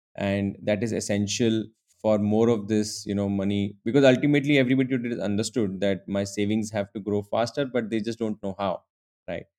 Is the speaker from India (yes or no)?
yes; Udaipur, Rajasthan, India; moved away; also born or lived in Mumbai; I'm originally from Udaipur, a small town in Rajasthan.